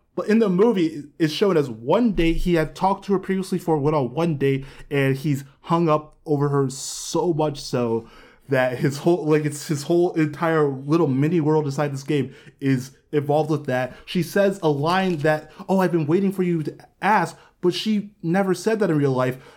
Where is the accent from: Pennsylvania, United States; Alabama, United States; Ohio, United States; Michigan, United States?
Ohio, United States; Columbus; moved away; also born or lived in Westerville; I grew up in Columbus